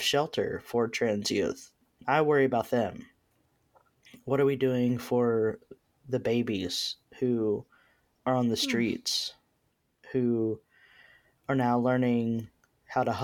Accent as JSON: {"language": "English", "region": "Texas", "country": "United States", "also_born_or_lived": "Berkeley, California", "moved": "yes", "lives_now": "Nashville, United States", "said": "I'm from Texas, didn't want to return to Texas, so came to Nashville"}